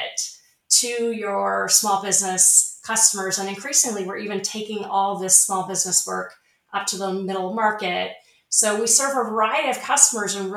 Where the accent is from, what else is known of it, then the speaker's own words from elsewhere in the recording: Snohomish, Washington, United States; moved away; I spent my formative years in a rural area in Washington State